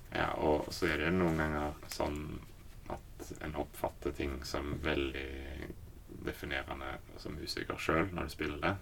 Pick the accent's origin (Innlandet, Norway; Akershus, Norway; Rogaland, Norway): Rogaland, Norway; Haugesund; Jeg vokste opp i Haugesund